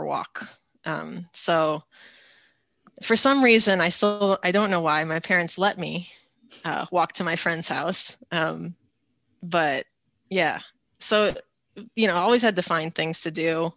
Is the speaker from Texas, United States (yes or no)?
no; California, United States; moved away as an adult; also born or lived in Boston area, Massachusetts; I grew up in California in like a small rural town of about 1,000 people. It's about an hour from Silicon Valley in San Francisco.